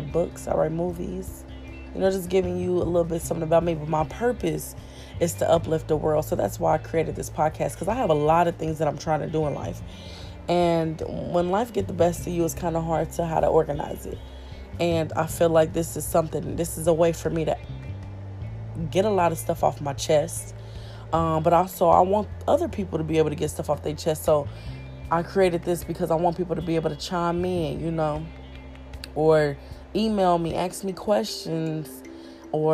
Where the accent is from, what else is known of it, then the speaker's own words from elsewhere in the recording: Kansas City, Kansas, United States; moved away; I born and raised in Kansas City, Kansas, Wyandotte County.